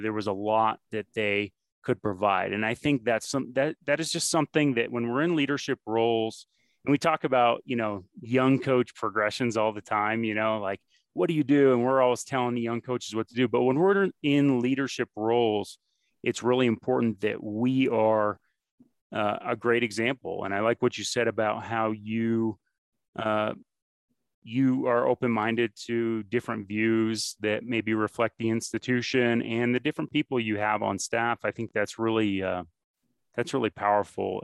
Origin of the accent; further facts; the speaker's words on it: Northeast, United States; moved away; I'm from the Northeast originally